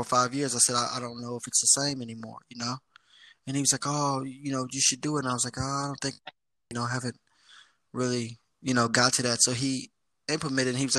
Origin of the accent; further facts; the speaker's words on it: Columbia, Missouri, United States; moved away as an adult; now in Sydney, Australia; I am from Columbia. You know, most people don't know because, you know, they think Missouri is in the south, but Missouri is in the Midwest